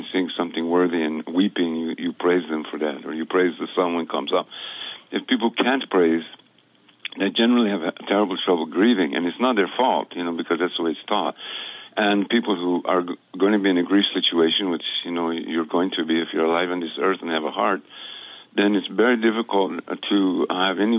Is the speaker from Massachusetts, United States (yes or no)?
no; New Mexico, United States; moved away; also born or lived in Guatemala; I grew up in New Mexico